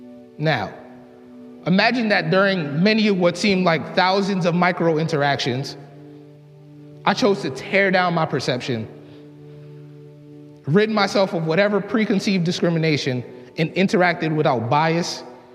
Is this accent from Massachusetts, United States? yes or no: yes; Boston, Massachusetts, United States; I grew up in the Mattapan neighborhood of Boston, a rough and tough inner-city community.